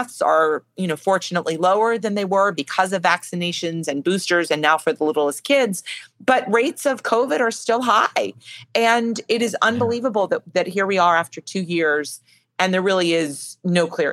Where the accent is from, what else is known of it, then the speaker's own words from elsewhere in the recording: Chicago, Illinois, United States; moved away; I was born in Chicago. I have lots of family still in Chicago